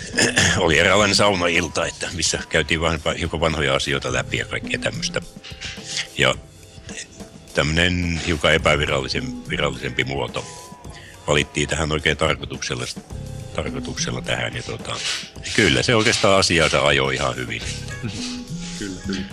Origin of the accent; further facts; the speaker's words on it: Imatra, South Karelia, Finland; now in Harjavalta, Finland; kotoisin alun perin olen Imatralta ja nykyään asun Harjavallassa